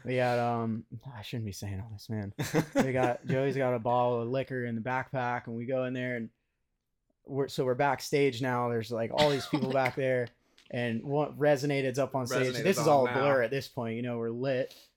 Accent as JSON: {"language": "English", "town": "Daytona Beach", "region": "Florida", "country": "United States", "said": "we're from Daytona Beach, so a little ways away"}